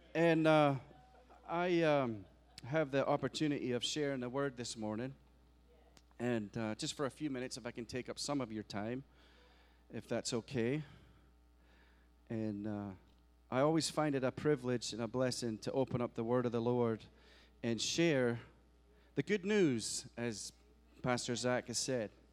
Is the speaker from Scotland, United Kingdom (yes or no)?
yes; Scotland, United Kingdom; now in United States; I am an American citizen, but I am from Scotland, but I am American